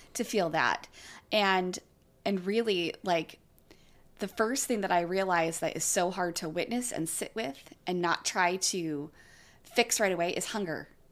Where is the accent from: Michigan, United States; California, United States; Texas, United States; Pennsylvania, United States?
California, United States; I grew up in California